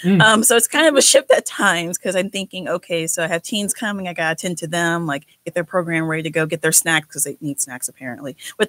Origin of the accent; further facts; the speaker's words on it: Beaumont, Texas, United States; moved away as an adult; also born or lived in La Marque, Texas; I'm originally from Beaumont, Texas, so cool. Just like an hour and a half away.